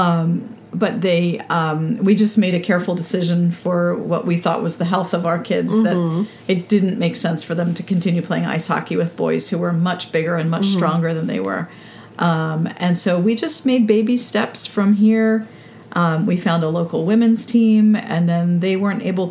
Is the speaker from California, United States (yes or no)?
no; Philadelphia, Pennsylvania, United States; I grew up in Philadelphia when the Flyers were winning Stanley Cups